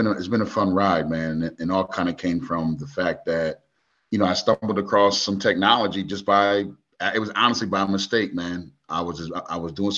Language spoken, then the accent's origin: English; Springfield, Massachusetts, United States; also born or lived in Maryland, D.C. area; now in Montgomery, United States; I was born in Massachusetts, in the birthplace of basketball, Springfield, Mass